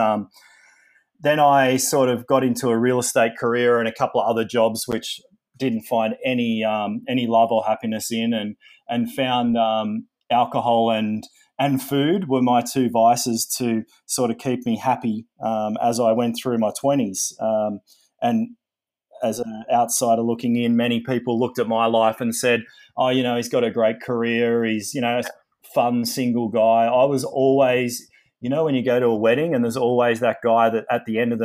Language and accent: English; Sydney, New South Wales, Australia; I grew up in Sydney in Australia